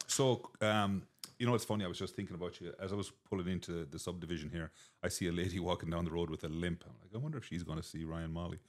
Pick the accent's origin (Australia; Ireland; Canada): Ireland; Dungarvan, Munster; moved away as an adult; also born or lived in Antigua / Boston; now in United States; my hometown in Dungarvan